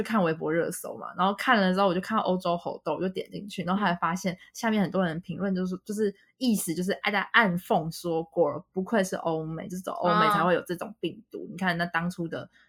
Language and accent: Chinese; Taiwan; 我说：“我们是台湾人。”因为因为他们在西北地区，本来台湾人就很少。